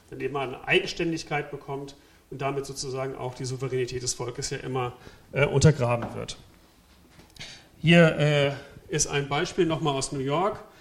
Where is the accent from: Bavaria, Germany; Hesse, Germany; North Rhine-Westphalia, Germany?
Hesse, Germany; Äh, in Hessen, wo ich herkomme, gibt es mittlerweile Ermittlungen gegen 17 Polizisten